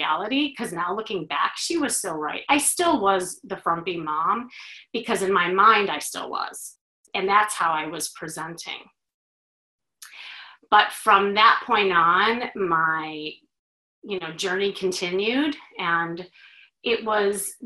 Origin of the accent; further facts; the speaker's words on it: Chicago, Illinois, United States; now in Los Angeles, United States; I'm originally from Chicago